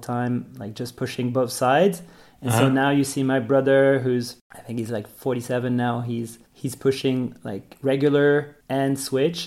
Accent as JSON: {"language": "English", "area": "suburbs around Brussels", "region": "Brussels-Capital Region", "country": "Belgium", "tie": "born or raised there", "also_born_or_lived": "Berlin / Spain", "moved": "as an adult", "said": "I come from Belgium. I grew up in the suburbs around Brussels, usually always half an hour away from Brussels"}